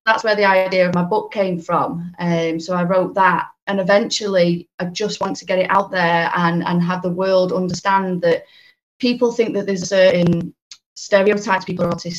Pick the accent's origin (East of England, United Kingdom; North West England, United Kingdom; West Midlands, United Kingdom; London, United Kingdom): North West England, United Kingdom; Warrington; I'm from the Warrington area, which is in between Manchester and Liverpool up in the northwest.